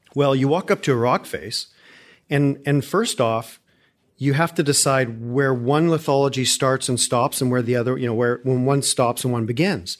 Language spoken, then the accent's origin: English; Calgary, Alberta, Canada; moved away as an adult; now in Houston, United States